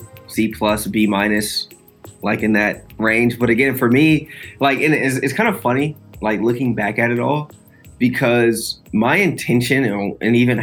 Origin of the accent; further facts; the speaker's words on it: Columbia, Maryland, United States; Columbia is a really unique place. I grew up my whole life